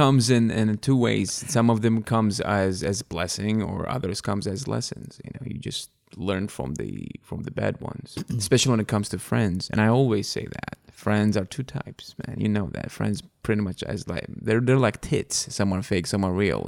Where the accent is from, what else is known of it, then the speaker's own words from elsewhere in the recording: Baghdad, Baghdad Governorate, Iraq; English is a second language; moved away as an adult; now in United States; I'm from Baghdad, Iraq.